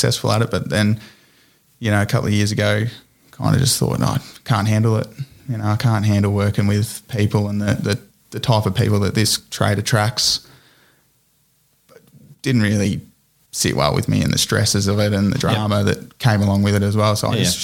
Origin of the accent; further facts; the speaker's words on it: Ballarat, Victoria, Australia; I grew up in Ballarat.